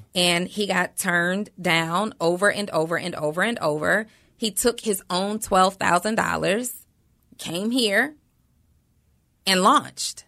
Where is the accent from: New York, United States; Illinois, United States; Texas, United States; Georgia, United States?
Georgia, United States; College Park; also born or lived in New Orleans, Louisiana; I was raised in Atlanta